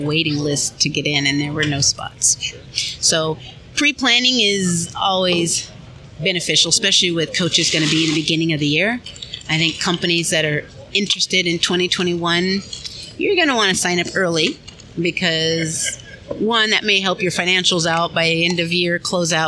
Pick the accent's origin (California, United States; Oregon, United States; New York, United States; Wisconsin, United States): California, United States; moved away; also born or lived in Oakland, California; I'm originally from California, so the West Coast.